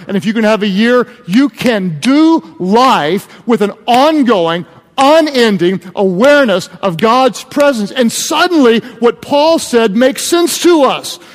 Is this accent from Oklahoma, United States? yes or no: yes; Oklahoma, United States; I'm from Oklahoma